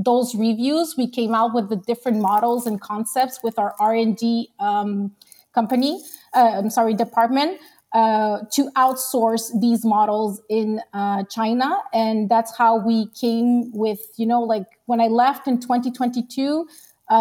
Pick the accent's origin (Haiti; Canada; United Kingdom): Canada; Quebec; also born or lived in Long Island, New York; I came here to Quebec and I was like a year and a half. Okay. So I'm mostly Canadian